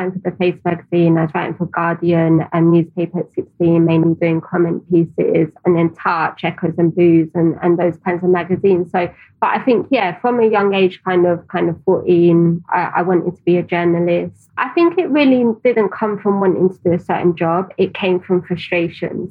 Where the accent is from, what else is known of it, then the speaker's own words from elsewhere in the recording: London, United Kingdom; I grew up in Tower Hamlets